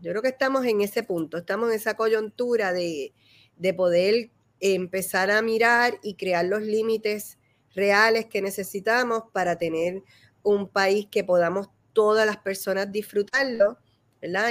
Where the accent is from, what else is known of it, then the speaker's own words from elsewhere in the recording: Puerto Rico; somos los puertorriqueños